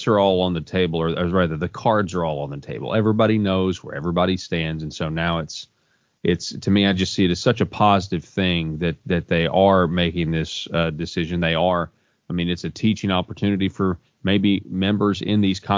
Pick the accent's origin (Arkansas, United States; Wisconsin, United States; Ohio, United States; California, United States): Arkansas, United States; In my hometown here in Arkansas